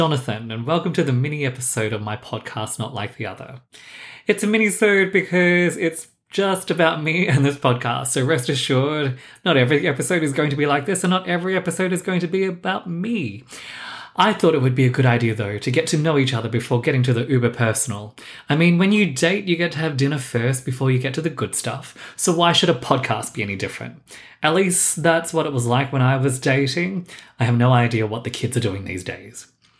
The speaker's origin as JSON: {"language": "English", "town": "Melbourne", "region": "Victoria", "country": "Australia", "tie": "born or raised there", "also_born_or_lived": "London", "accent": "mixture of Australian, London and New York", "moved": "yes", "lives_now": "New York, United States", "said": "raised in Melbourne, Australia, I matured in London, and now I'm living the glory years in New York. My accent does tend to throw people, and just so we don't get too hung up on it, it's a mixture of everything I just said."}